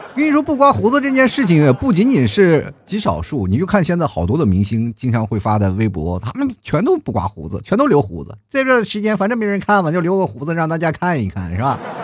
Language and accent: Chinese; China; 作为一个中国人